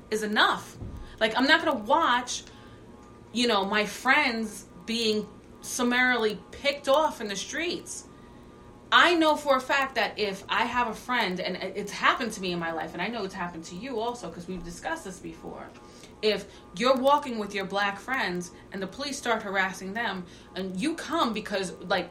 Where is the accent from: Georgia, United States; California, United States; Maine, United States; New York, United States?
New York, United States; New York City; I grew up on Staten Island in the 80s and the 90s.